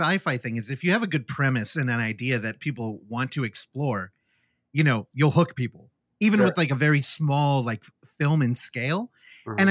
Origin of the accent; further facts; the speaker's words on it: California, United States; you're talking about it with a Californian